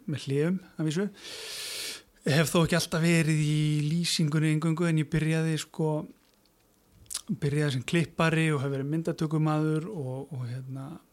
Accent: Mosfellsbær, Capital Region, Iceland; ég sérst alveg upp í Moselsbænum

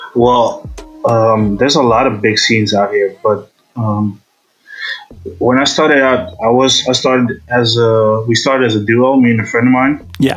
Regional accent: Amsterdam, North Holland, Netherlands; I'm from Amsterdam

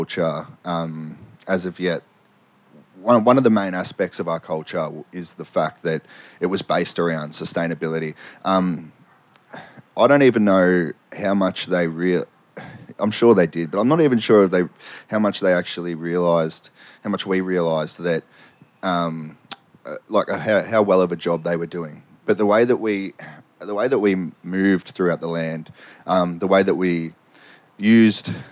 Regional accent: Victoria, Australia; I'm from Hillsville, so I live up at Badger Creek there

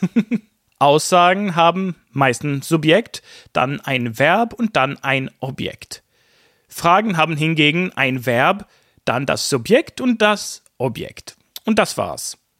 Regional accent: Sweden; in Schweden drücken wir eben Höflichkeit anders aus

